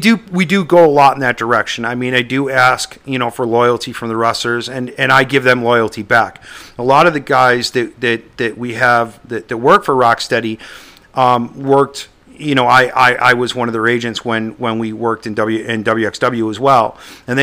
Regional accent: Buffalo, New York, United States; Growing up in Buffalo, they used to come to the Flickinger Center once a month.

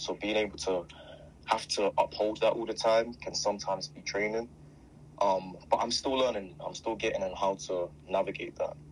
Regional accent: London, United Kingdom; I'm from Croydon

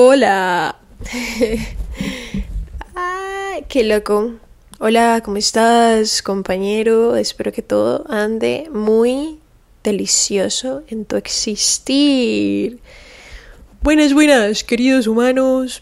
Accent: Cali, Valle del Cauca, Colombia; moved away as an adult; now in Miami, United States; mi ciudad natal y en donde he vivido la gran parte de mi vida es Cali, Colombia.

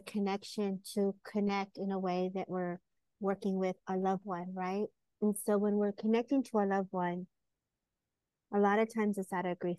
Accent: California, United States; I am from California and born and raised. And so I lived here all my life

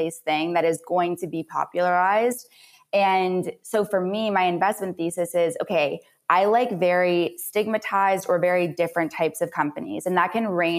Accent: Canada; now in United States; I'm also a Canadian that moved to the US

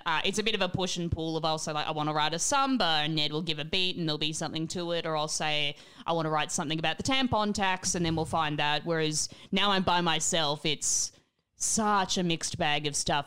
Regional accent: Australia; growing up in Australia

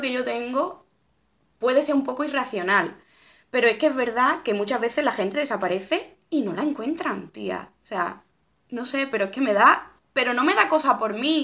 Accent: a village near Seville, Andalusia, Spain; moved away as an adult; now in Madrid, Spain; antes cuando vivía en Sevilla, yo muchas veces iba de mi pueblo a Sevilla Capital en bici.

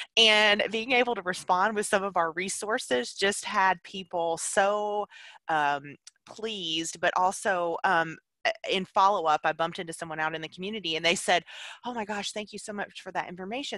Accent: Alabama, United States; now in Tennessee, United States; I live in Tennessee now. I'm originally from Alabama

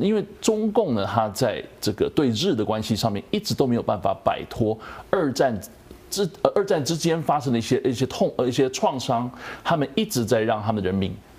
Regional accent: Taiwan; moved away; 台湾人从以前像我那个年代好了，我们就常看日剧，常听日本流行歌曲

